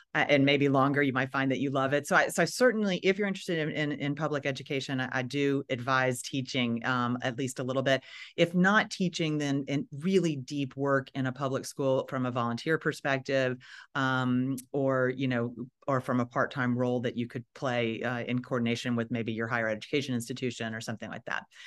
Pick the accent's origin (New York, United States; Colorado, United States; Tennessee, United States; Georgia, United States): Tennessee, United States; Nashville; moved away as an adult; also born or lived in Chicago / Washington, D.C.; I am from Nashville, Tennessee